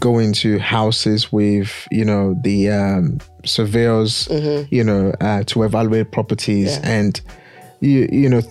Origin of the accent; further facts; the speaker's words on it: Nigeria; now in England; I'm born and bred from one of the greatest, largest Black nation on the planet, Nigeria.